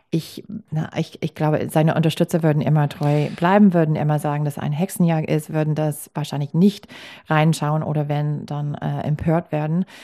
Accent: Milwaukee, Wisconsin, United States; German is a second language; in meiner Heimatstadt

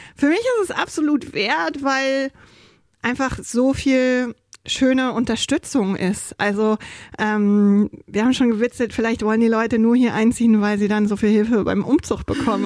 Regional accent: Germany; also born or lived in Haiti / New York; now in Hitzacker, Germany; ich bin Deutsche, ich sehe deutsch aus

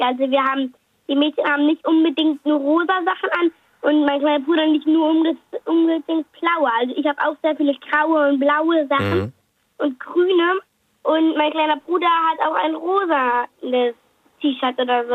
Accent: Kiel, Schleswig-Holstein, Germany; Aus Kiel

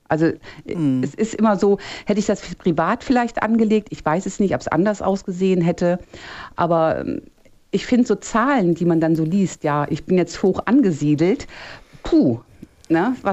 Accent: Eystrup, Lower Saxony, Germany; Erstmal, ich komme aus Eistrup. Ich Ach. bin ah. heute nur woanders wegen der besseren Verbindung.

